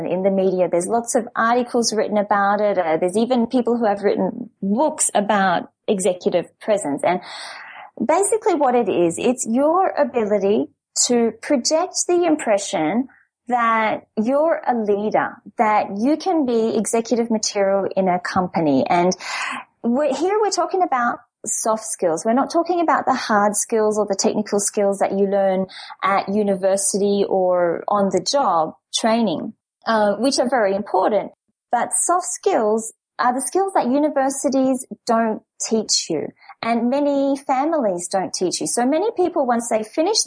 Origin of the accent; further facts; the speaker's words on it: Perth, Western Australia, Australia; moved away as an adult; now in France; I'm originally from Perth, and well, for the past 10, 12 years or so, I've been basically having an international life.